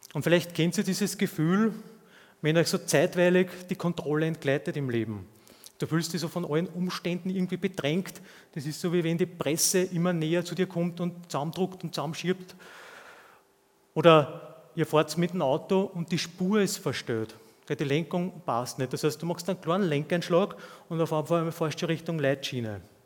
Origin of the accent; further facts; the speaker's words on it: Austria; zumindest hier bei uns in Österreich